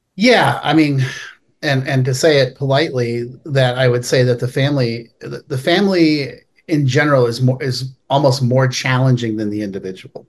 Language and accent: English; Palo Alto, California, United States; I grew up in Palo Alto, California, uh, which is this wonderful town